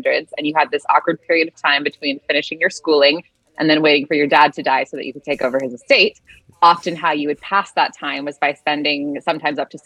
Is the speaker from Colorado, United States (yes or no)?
no; Salt Lake City, Utah, United States; now in Los Angeles, United States; Originally from Salt Lake City, Utah